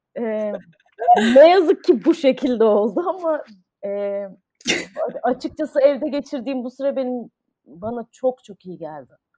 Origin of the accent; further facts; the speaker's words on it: Ankara, Turkey; moved away as an adult; also born or lived in United States; now in Istanbul, Turkey; ben Ankara'da doğdum. Ee, lise sona kadar Ankara'daydım.